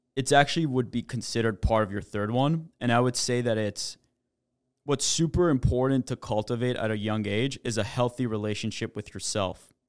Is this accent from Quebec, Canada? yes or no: yes; Montreal, Quebec, Canada; moved away; also born or lived in New York; I'm actually Canadian. I grew up in Montreal.